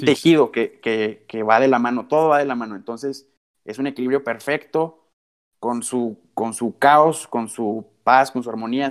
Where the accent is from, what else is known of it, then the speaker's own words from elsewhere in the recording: Coahuila, Mexico; nuestro estado de Coahuila, donde yo soy originario